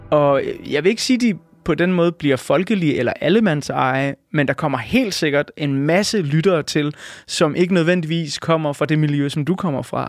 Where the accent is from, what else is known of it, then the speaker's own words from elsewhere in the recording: Denmark; jeg er født og opvokset i Danmark